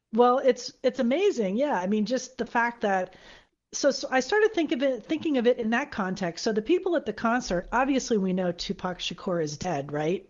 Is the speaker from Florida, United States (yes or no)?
yes; Florida, United States; I'm from Florida